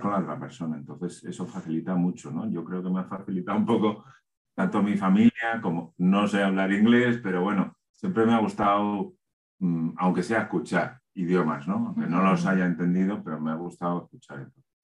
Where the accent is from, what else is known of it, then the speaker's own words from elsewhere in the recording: Spain; como español